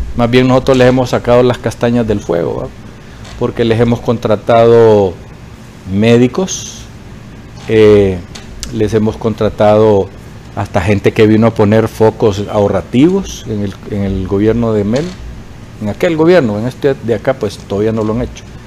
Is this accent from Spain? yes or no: no; Honduras; los hondureños